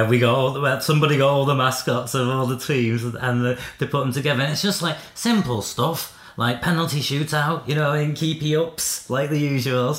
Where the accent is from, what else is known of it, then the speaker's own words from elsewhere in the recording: North Wales, United Kingdom; my local pub where I grew up in North Wales was called the Griffin